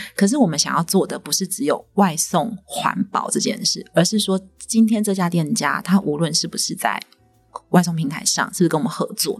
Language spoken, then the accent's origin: Chinese; Taiwan; 我们台湾人不缺粮没错